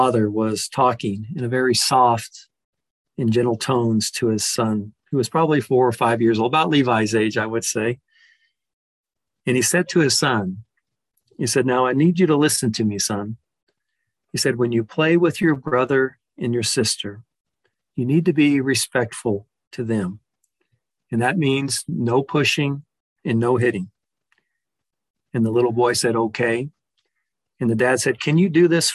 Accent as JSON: {"language": "English", "region": "Texas", "country": "United States", "said": "a large family in there from Texas, which is my home state"}